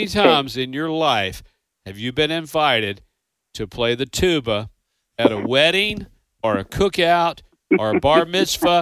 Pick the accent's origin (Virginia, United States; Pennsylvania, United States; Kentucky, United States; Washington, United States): Kentucky, United States; I'm from Kentucky